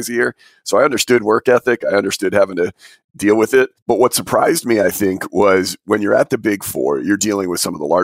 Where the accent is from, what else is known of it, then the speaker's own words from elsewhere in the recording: Albany, New York, United States; I'm originally from Albany.